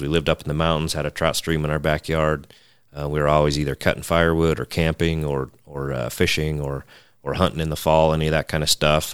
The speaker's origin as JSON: {"language": "English", "region": "Western Nevada", "country": "United States", "tie": "born or raised there", "also_born_or_lived": "Montana", "said": "Growing up around Western Nevada"}